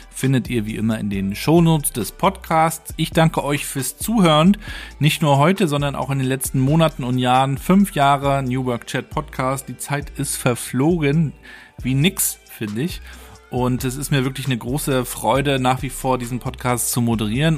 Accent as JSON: {"language": "German", "region": "Mecklenburg-Vorpommern", "country": "Germany", "said": "hier bei uns in Mecklenburg-Vorpommern"}